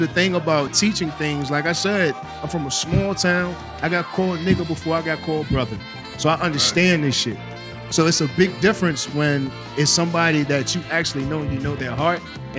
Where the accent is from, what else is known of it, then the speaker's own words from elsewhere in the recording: the South, United States; We're from the South, my nigga.